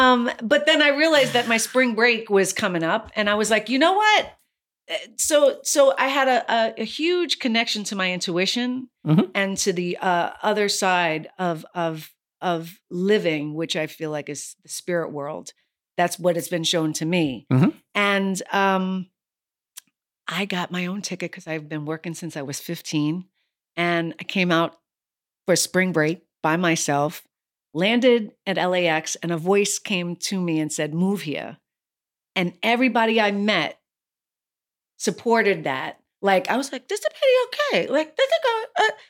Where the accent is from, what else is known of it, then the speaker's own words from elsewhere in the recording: New York City, New York, United States; I'm a native New Yorker from the city. So we don't get licenses there. We hail cabs.